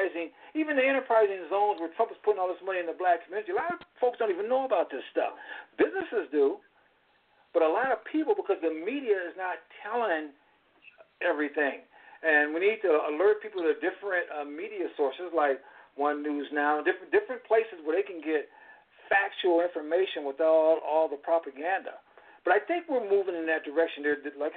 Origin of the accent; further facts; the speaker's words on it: California, United States; when I grew up in California in the 50s